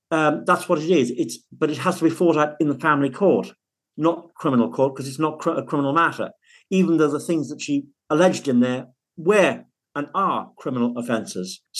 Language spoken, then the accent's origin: English; Liverpool, North West England, United Kingdom; born there; also born or lived in Cumbria; now in Manchester, United Kingdom; Well, actually, I was born in Liverpool, so that's a little bit quiet.